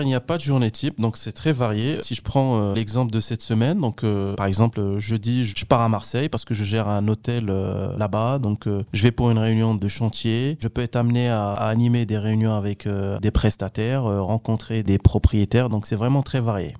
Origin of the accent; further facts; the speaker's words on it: Kenitra, Rabat-Salé-Kénitra, Morocco; moved away as an adult; now in France; je suis originaire du Maroc, plus précisément de la ville de Kenitra.